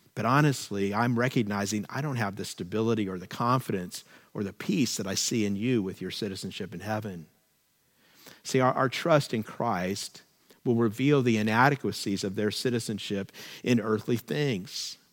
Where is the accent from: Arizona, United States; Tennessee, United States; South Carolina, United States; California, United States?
California, United States; we're very proud of being Californians